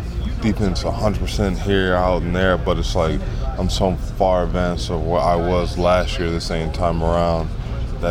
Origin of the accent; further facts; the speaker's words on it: Los Angeles, California, United States; also born or lived in Nebraska; now in New York area, United States; I'm from Los Angeles.